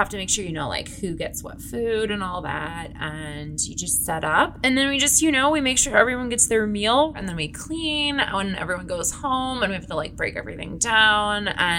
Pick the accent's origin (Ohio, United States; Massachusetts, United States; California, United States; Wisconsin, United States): California, United States; Anaheim; I'm from Anaheim, California, and I work as a cater waiter.